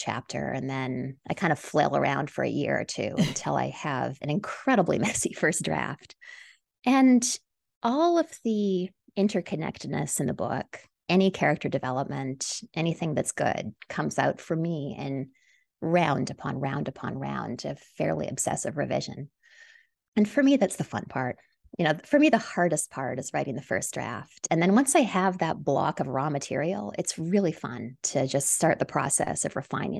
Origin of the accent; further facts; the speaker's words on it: Canada; moved away as an adult; now in New York City, United States; You know, I'm from Canada originally, but I've lived in New York City since my early 20s.